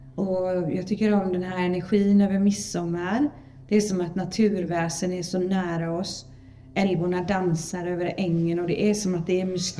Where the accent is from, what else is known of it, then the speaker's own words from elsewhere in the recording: Sweden; vi är så modiga svenskar